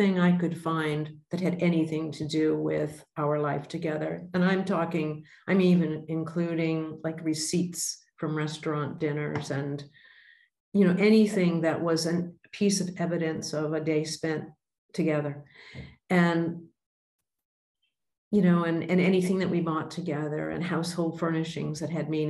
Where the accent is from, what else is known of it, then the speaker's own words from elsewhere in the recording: Boston, Massachusetts, United States; moved away as an adult; also born or lived in Indonesia; now in Australia; I was born in Boston